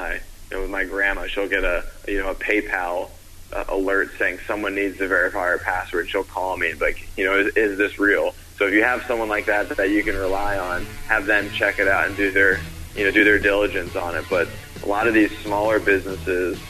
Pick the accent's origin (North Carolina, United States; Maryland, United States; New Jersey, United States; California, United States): North Carolina, United States; I'm from North Carolina.